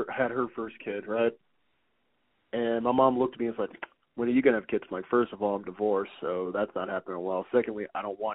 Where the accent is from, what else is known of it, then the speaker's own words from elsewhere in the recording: Wisconsin, United States; moved away; In my hometown, there's a bar.